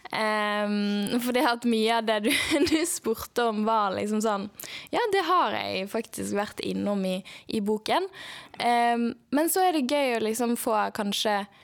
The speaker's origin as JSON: {"language": "Norwegian", "town": "Bergen", "region": "Vestland", "country": "Norway", "tie": "born or raised there", "said": "jeg er født og oppvokst i Bergen, som er en veldig stor del av min identitet"}